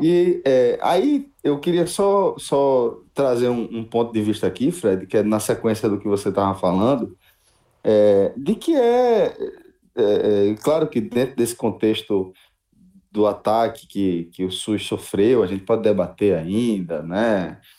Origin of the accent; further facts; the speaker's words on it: Brazil; a gente como brasileiro